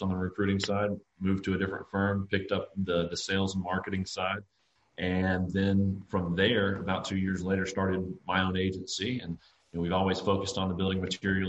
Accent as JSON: {"language": "English", "region": "South Carolina", "country": "United States", "said": "I'm from South Carolina. I went to school here"}